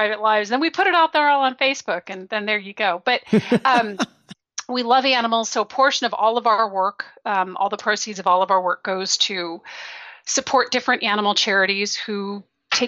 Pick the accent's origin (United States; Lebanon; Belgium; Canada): Belgium; moved away; I grew up in Belgium. I was there for 10 years